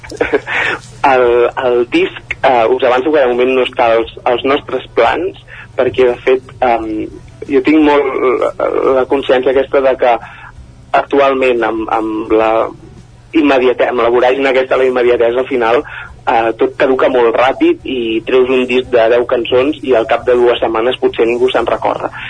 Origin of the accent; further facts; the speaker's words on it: Palafolls, Catalonia, Spain; jo sóc de Palau Tordera